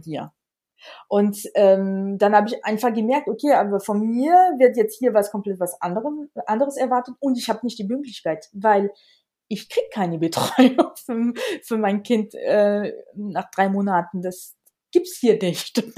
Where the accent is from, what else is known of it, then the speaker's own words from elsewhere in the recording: Alsace, Grand Est, France; German is a second language; moved away as an adult; also born or lived in Vienna, Austria; now in near Munich, Germany; ich komme aus dem Elsass und habe wirklich den Glück gehabt, dass ich sehr, sehr früh mit Deutsch angefangen habe